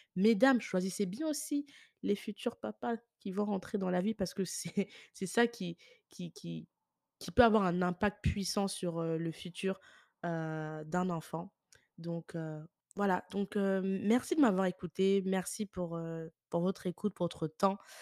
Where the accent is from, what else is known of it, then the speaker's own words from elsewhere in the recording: France; now in Ireland; je suis née en France